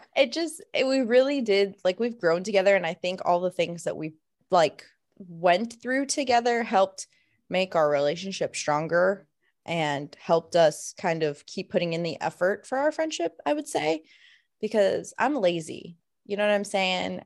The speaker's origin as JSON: {"language": "English", "region": "Florida", "country": "United States", "moved": "yes", "said": "we're both originally from Florida"}